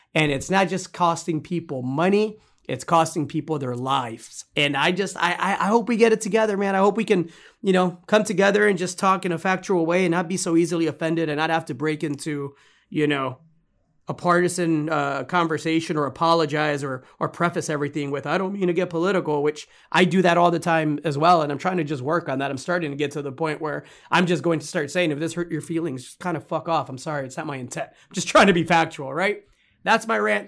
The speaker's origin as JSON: {"language": "English", "region": "Texas", "country": "United States", "tie": "born or raised there", "said": "my home state here in Texas"}